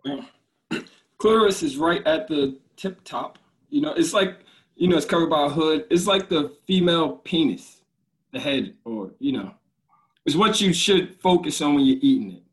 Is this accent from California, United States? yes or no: no; Newark, New Jersey, United States; now in Elizabeth, United States; born and raised in Newark